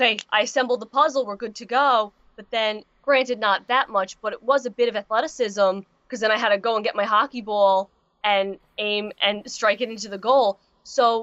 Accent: Long Island, New York, United States; I come from New York

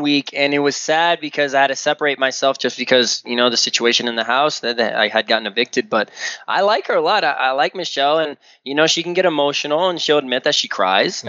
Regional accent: Slidell, Louisiana, United States; here in Slidell. It's my hometown.

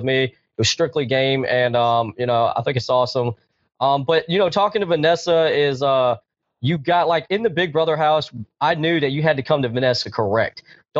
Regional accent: New York, United States; I'm from New York. He's from Texas. How are we going to bring this together?

